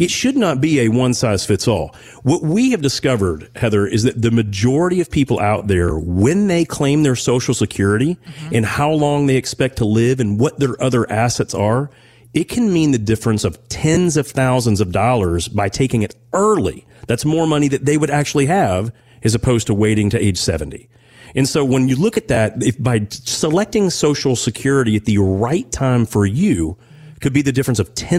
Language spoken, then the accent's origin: English; Owensboro, Kentucky, United States; moved away; I'm originally from Owensboro